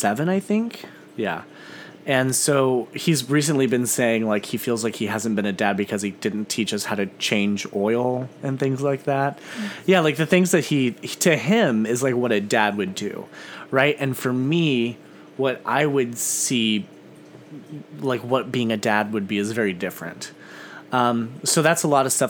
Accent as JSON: {"language": "English", "region": "Missouri", "country": "United States", "tie": "born or raised there", "said": "I grew up in a very rural part of Missouri. My hometown has maybe 170 people."}